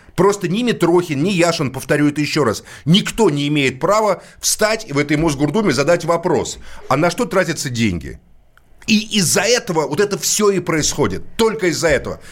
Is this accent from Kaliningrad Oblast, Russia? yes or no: no; Moscow, Russia; я родился в Москве, это мой родной город